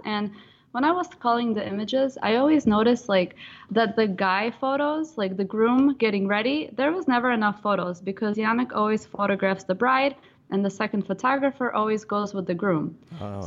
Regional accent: Ukraine; now in San Diego, United States; I am originally from Ukraine

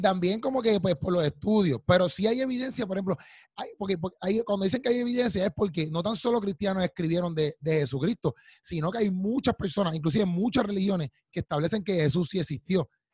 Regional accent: Puerto Rico; yo soy puertorriqueño

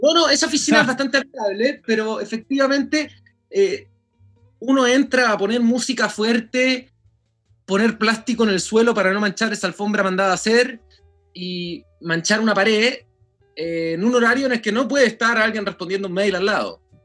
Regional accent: Chile; nosotros en Chile

